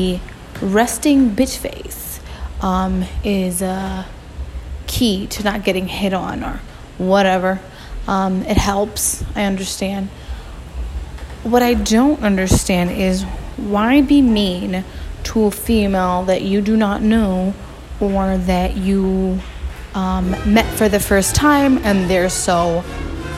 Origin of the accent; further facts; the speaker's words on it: Newark, New Jersey, United States; I'm from Newark. We love to just chill and hang outside